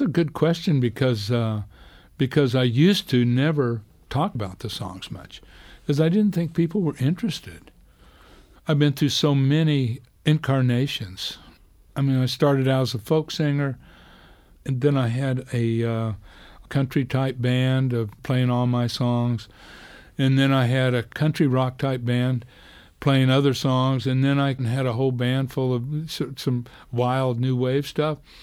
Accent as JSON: {"language": "English", "town": "Clayton", "region": "New Mexico", "country": "United States", "tie": "born or raised there", "said": "I grew up in this little town in, in New Mexico, Clayton"}